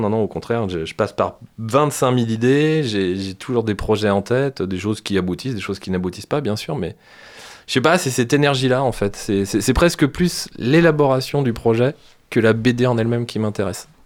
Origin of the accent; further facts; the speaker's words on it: France; chez nous en France